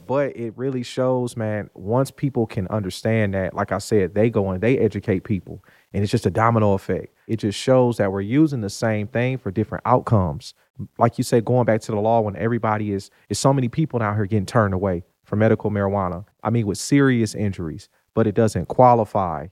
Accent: Detroit, Michigan, United States; moved away as an adult; now in Ruston, United States; I'm originally from Detroit, Michigan, born and raised. So grew up there.

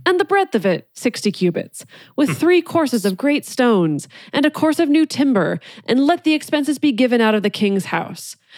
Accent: California, United States; when I was growing up in California

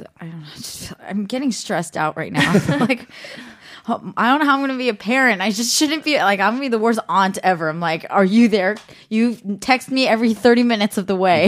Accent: the Bay Area, California, United States; moved away; I'm from the Bay

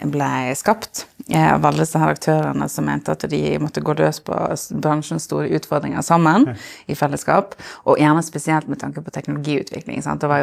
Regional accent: Solund, Vestland, Norway; now in Bergen, Norway; Fra Solund, helt ytterst i Sogn.

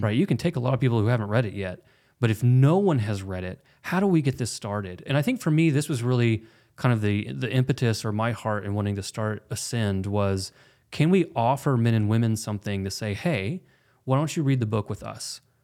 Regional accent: Oklahoma, United States; we're both from Oklahoma

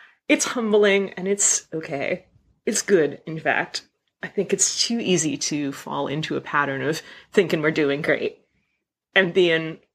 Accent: Pennsylvania, United States; also born or lived in Tokyo, Japan; now in Chiba, Japan; I grew up in Pennsylvania, in a rural place, in the middle of the mountains

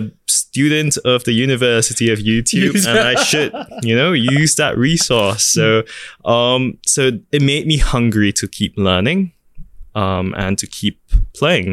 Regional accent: Singapore; also born or lived in New York, United States; what I have and what I am as a Singaporean

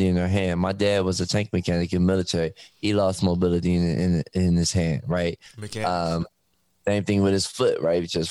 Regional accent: Detroit, Michigan, United States; I'm from Detroit. So growing up, everybody worked for Ford, Chrysler.

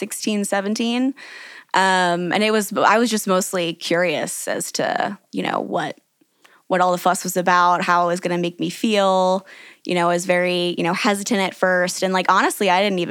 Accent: St. Louis, Missouri, United States; moved away as an adult; now in Denver, United States; I'm from St. Louis originally, and I've lived here for about 6 years

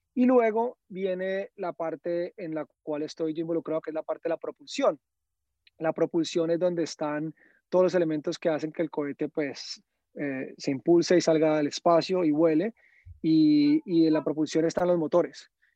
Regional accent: Cali, Valle del Cauca, Colombia; now in United States; yo crecí, yo nací en el 84, yo crecí en los 90 en Cali

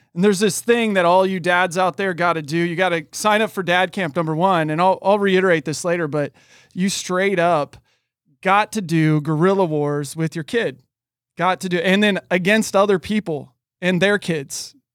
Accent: Oregon, United States; moved away; also born or lived in California; being born and raised in Oregon

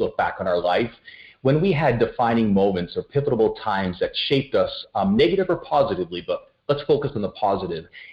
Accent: Ottawa, Ontario, Canada; I grew up just outside of Ottawa, so in the PN, Ontario, little suburb of Ottawa in the nation's capital

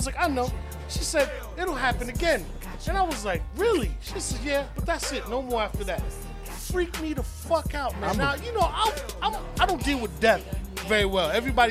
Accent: Far Rockaway, New York, United States; I grew up in Farrakway. I know how to kill things.

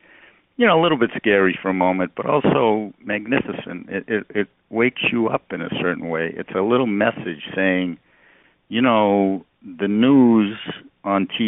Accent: outside of Boston, Massachusetts, United States; moved away; I grew up right outside of Boston, like at the end of the subway line

